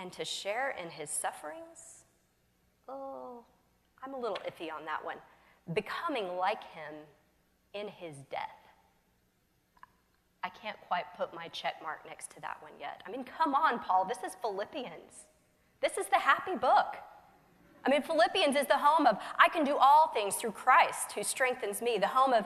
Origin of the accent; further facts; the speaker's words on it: the South, United States; I'm from the South